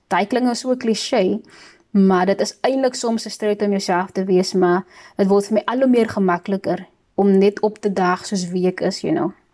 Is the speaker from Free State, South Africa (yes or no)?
no; Worcester, Western Cape, South Africa; also born or lived in Pelican Park, Cape Town; now in Cape Town, South Africa; ek is van Woester. Um sommige mense sê dat Woester is meer as 'n plek as 'n atmosfeer en ek moet saamstem. Ek is super dankbaar dat ek in daai atmosfeer kon opgroei